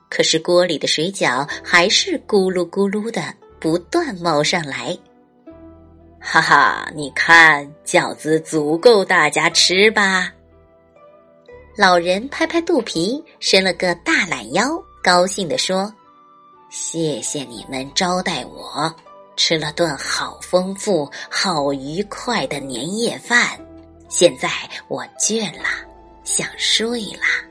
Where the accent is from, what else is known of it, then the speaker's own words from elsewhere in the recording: southern China, China; 我是南方人